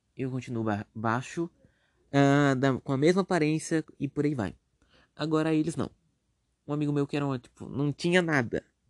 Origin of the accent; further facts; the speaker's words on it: Brazil; Mas eu sou preguiçoso e sou brasileiro